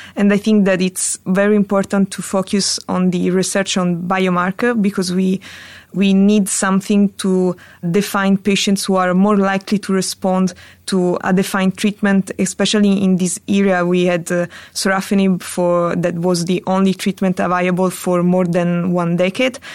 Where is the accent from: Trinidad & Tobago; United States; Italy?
Italy; moved away as an adult; now in Paris, France; I'm an Italian hepatologist, but I'm currently working in Paris